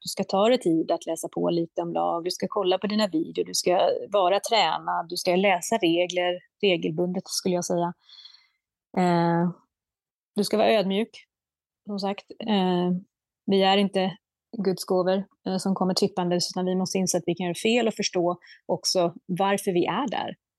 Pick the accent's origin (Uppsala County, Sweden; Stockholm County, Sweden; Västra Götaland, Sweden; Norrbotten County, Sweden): Stockholm County, Sweden; Södertälje; jag är ju född och uppvuxen i Södertälje, en basketstad